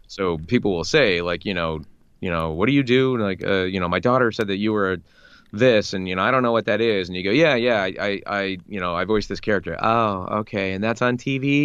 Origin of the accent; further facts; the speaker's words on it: United States; getting to voice Captain America as an American